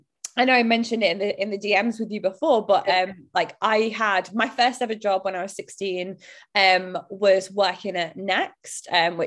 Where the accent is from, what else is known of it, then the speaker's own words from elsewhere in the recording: Bolton, North West England, United Kingdom; accent: Bolton; And I tried to change my accent. Now, naturally, over time, it has diluted as I've not lived there. But I just look back and I think it's such a shame because now I hear like my friends who stayed there and my family, and I love the Bolton accent